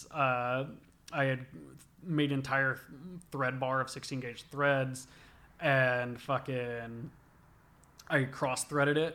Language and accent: English; the South, United States; Growing up in the South, listening to a lot of rap